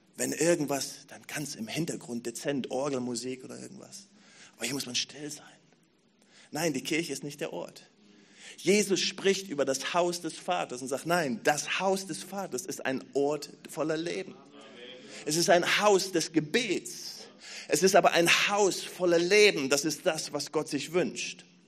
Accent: Berlin, Germany; als Berliner

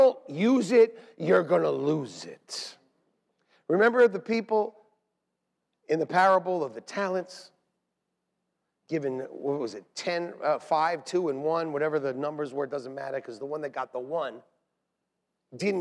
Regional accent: New York City, New York, United States; We're from Staten Island

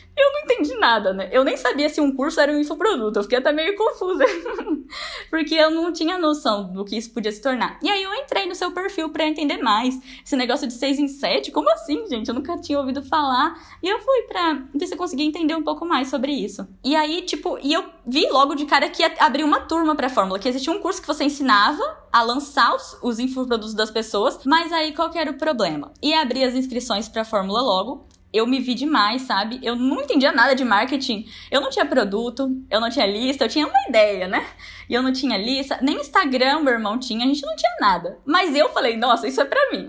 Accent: Ibiraúna, Brazil; eu sou de Ibiraúna, uma cidadezinha de cinco mil habitantes

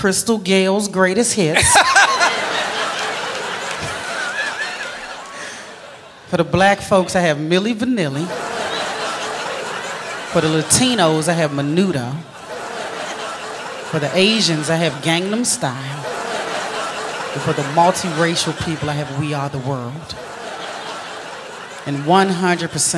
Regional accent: Maryland, United States; I'm originally from Maryland, right outside of D.C.

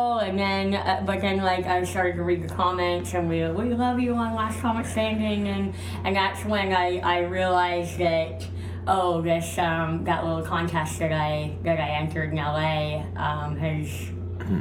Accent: Canada; moved away; also born or lived in Los Angeles; they didn't even put me down as a Canadian

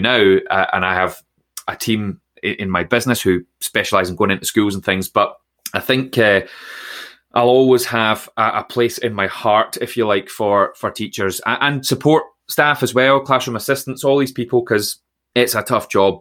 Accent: Troon, Scotland, United Kingdom; I grew up in Troon in Ayrshire

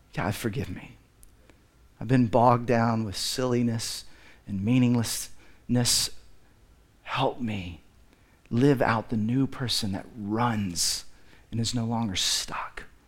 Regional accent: Dallas, Texas, United States; I grew up in Dallas, which I think is the belt buckle of the Bible Belt

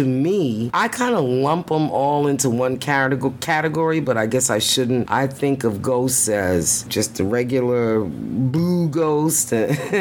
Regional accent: New York City, New York, United States; moved away; we are originally from Brooklyn, New York

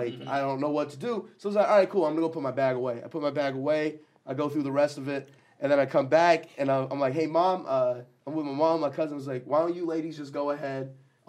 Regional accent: India; So what is it? Because I'm Indian? That's it?

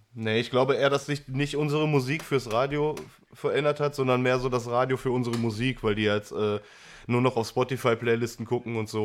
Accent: Essen, North Rhine-Westphalia, Germany; Ich äh, bin zwar super gerne hier und das ist meine Heimat, wird die auch immer bleiben

